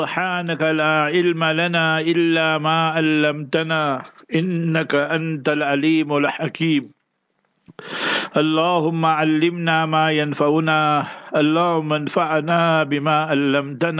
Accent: Heidelberg, Gauteng, South Africa; Heidelberg, my hometown

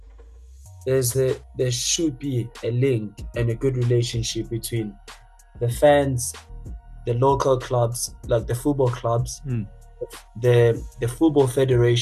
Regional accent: South Africa; as the South African football fans

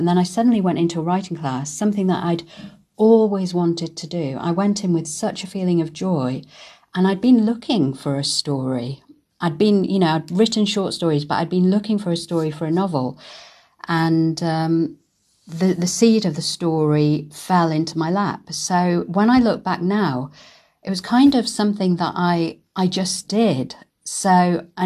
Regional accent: Manchester, North West England, United Kingdom; moved away as an adult; also born or lived in Karachi, Pakistan / London / Germany; I was born in Karachi and we came to the UK when I was two. I was then brought up in Manchester.

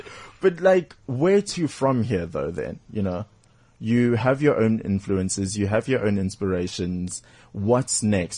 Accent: Durban, KwaZulu-Natal, South Africa; moved away; Durban's my hometown.

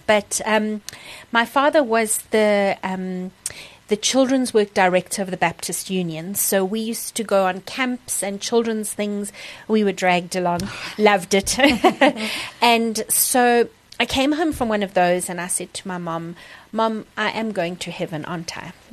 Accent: Kimberley, Northern Cape, South Africa; also born or lived in Secunda / Kriel; spent most of my growing up years in Kimberley um, as my home base

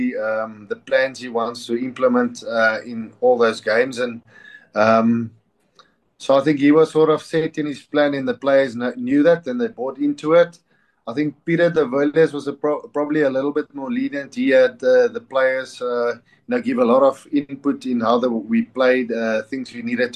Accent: South Africa; as a South African

